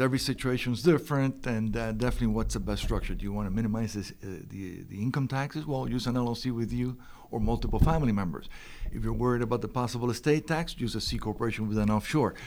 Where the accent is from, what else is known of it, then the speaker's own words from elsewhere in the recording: Miami, Florida, United States; I'm from Miami.